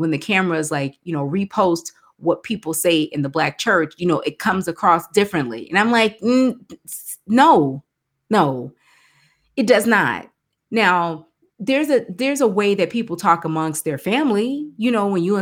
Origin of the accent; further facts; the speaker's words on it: Texas, United States; I wish that someone like a …, we're both from Texas.